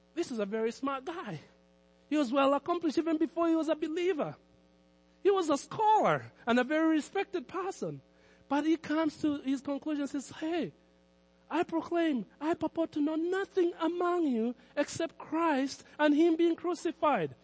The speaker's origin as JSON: {"language": "English", "country": "Kenya", "tie": "born or raised there", "said": "Growing up in Kenya"}